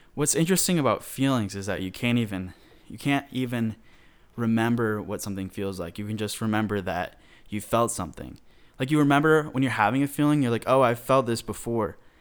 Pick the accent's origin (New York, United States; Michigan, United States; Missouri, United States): Michigan, United States; moved away as an adult; now in Atlanta, United States; my home state